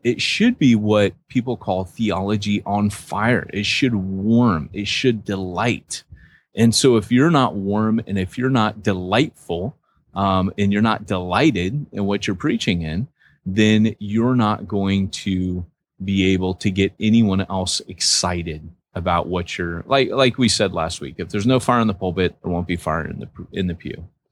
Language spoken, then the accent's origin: English; United States; moved away; I'm American